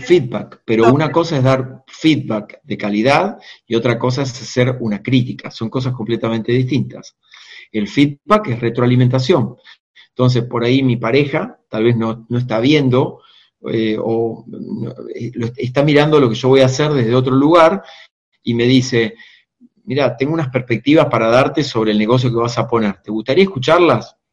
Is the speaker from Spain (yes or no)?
no; Argentina; mi país, Argentina